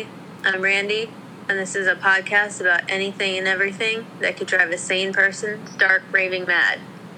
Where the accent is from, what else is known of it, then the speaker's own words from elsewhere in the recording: East Brunswick, New Jersey, United States; Everybody knows we're from East Brunswick, New Jersey, shared hometown.